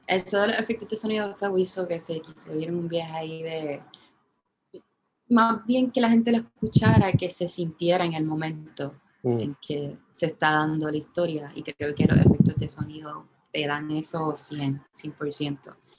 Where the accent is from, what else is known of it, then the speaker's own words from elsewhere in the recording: San Juan, Puerto Rico; yo soy de Santurce